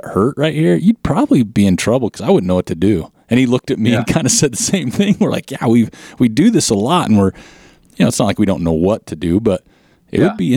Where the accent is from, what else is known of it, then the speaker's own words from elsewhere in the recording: Utah, United States; I'm from Utah